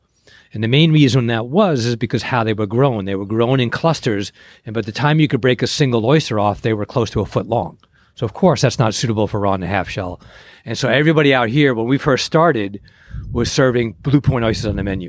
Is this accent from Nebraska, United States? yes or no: no; East End, Long Island, New York, United States; moved away as an adult; now in California, United States; I grew up in the East End, Long Island, New York